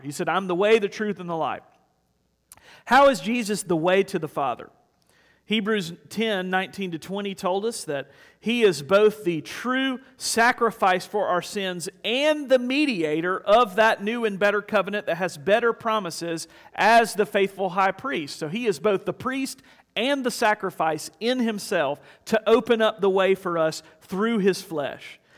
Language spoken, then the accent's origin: English; South Carolina, United States; I grew up in South Carolina, I get it honest